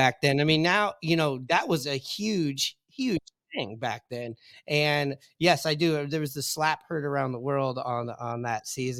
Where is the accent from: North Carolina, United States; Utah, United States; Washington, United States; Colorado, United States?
Washington, United States; Seattle; I grew up in Seattle, went to Ballard High School.